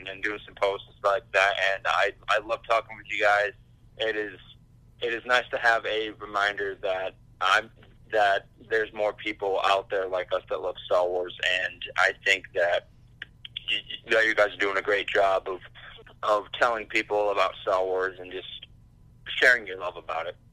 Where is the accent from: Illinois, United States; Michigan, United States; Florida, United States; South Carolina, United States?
Michigan, United States; I'm from Michigan